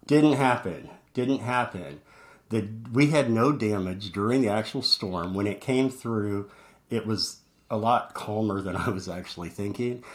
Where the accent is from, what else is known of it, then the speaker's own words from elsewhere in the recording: Midwest, United States; moved away as an adult; now in Orlando, United States; growing up in the Midwest